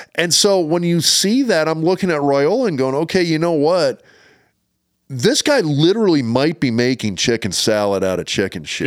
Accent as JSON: {"language": "English", "town": "Lincoln", "region": "Nebraska", "country": "United States", "tie": "born or raised there", "said": "I grew up in Lincoln, Nebraska"}